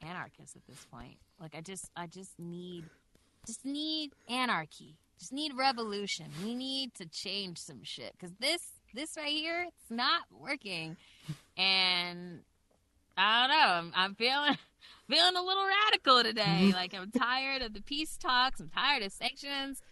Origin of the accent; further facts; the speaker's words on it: United States; me as an American, a regular American